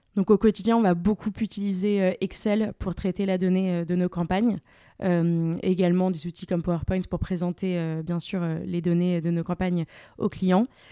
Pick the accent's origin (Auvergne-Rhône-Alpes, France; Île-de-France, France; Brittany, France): Île-de-France, France; Paris; also born or lived in Angers; Je suis parisienne euh, d'origine